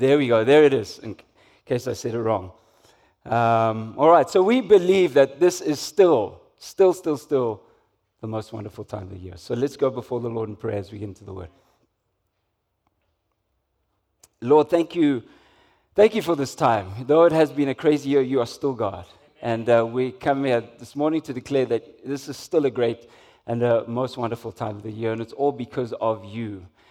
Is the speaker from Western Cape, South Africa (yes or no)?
no; Umlazi, KwaZulu-Natal, South Africa; growing up in Umlazi